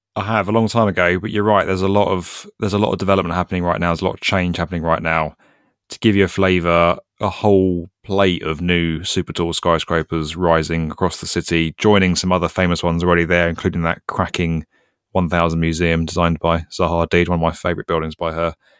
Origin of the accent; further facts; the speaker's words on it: United Kingdom; As a British guy